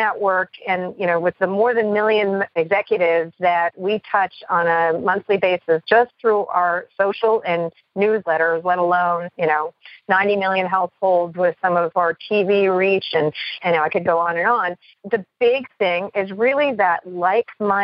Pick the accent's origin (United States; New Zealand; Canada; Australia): Canada; I am Canadian born